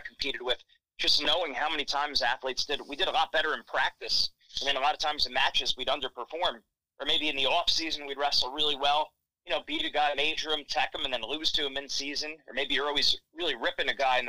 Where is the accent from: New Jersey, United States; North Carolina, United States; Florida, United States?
New Jersey, United States; also born or lived in Pennsylvania; now in New York, United States; I was born in the Garden State. Now I live in the Empire State